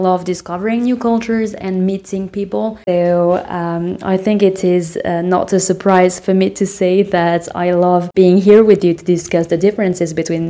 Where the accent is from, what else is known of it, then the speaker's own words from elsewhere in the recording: France; first language French; English is a second language; moved away as an adult; now in Portugal; I am French. I'm 31 years old. French is my native language, but I also speak English, Spanish, and Italian. I recently moved to Portugal, so obviously I hope I will be able to speak Portuguese as well very soon.